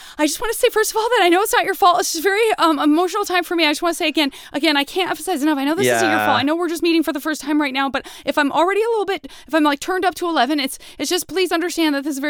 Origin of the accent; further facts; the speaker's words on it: Arizona, United States; A lot of people think I'm from the Midwest or I'm Canadian. I'm from Arizona.